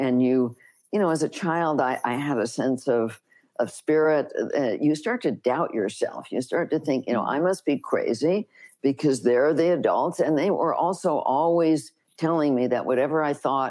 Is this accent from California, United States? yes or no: yes; Los Angeles, California, United States; I grew up in Los Angeles